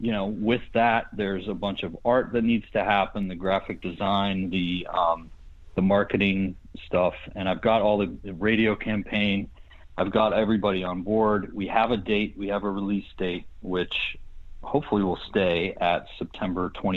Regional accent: Pittsburgh, Pennsylvania, United States; moved away as an adult; also born or lived in Boston; now in Los Angeles, United States; when I grew up in Pittsburgh

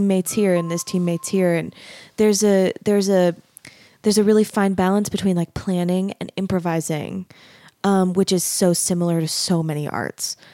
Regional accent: Arizona, United States; moved away as an adult; also born or lived in Dallas, Texas; now in Utah, United States; I grew up in Arizona And I went to school in Dallas

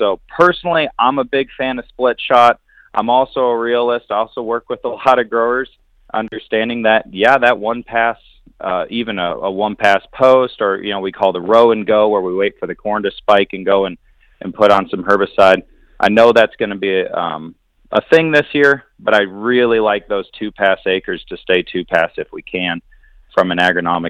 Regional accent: Wisconsin, United States; moved away; I'm originally from Wisconsin

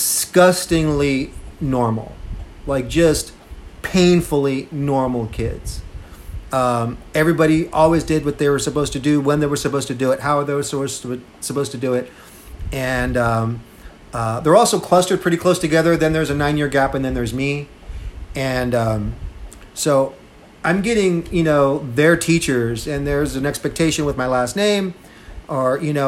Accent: Seguin, Texas, United States; also born or lived in Austin, Texas; I'm from Seguin, Texas. I went my first year of college to there in my hometown.

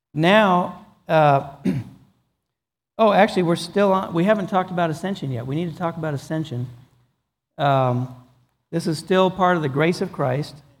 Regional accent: Pennsylvania, United States; moved away as an adult; also born or lived in Texas; I'm from Pennsylvania

